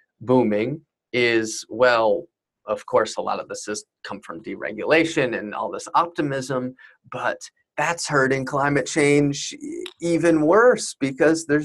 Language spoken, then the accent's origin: English; Fishkill, New York, United States; I'm from upstate New York and kind of a little town, exurban, not crazy far, or I'm not from Buffalo by any means, Fishkill, New York, near Poughkeepsie